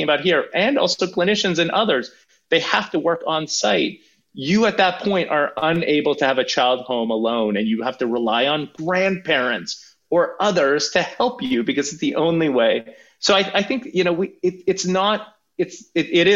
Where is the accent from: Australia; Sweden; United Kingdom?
Sweden; now in Canada; I grew up in Sweden, I'm a Swedish and Canadian citizen